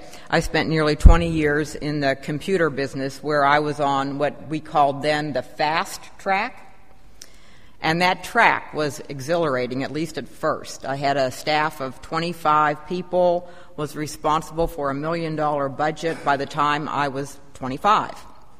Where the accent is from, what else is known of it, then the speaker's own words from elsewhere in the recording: Pennsylvania, United States; also born or lived in Virginia / Maryland / California / Colorado; now in Shreveport, United States; And yes, I am from the North, although some might consider Western Pennsylvania the Midwest. And I got to Shreveport very circuitously via Virginia, Maryland, California, and Colorado.